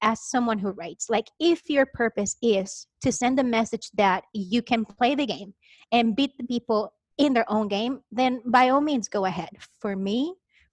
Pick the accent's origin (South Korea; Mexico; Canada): Mexico; Chihuahua; English is a second language; moved away as an adult; now in United States; I am Mexican, but like not Mexican American, like born and raised in Mexico